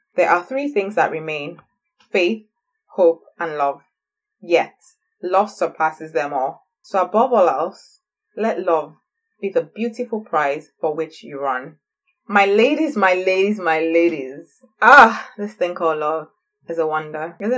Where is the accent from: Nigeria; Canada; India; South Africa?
Nigeria; also born or lived in England; now in Scotland, United Kingdom; work for 2 years in Scotland and then move back to my beautiful West African country, Nigeria